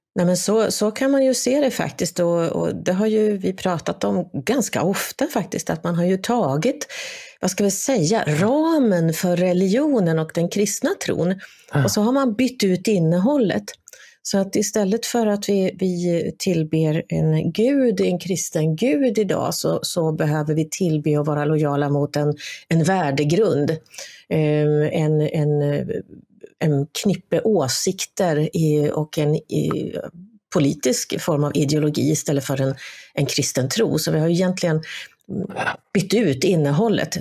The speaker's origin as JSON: {"language": "Swedish", "country": "Sweden"}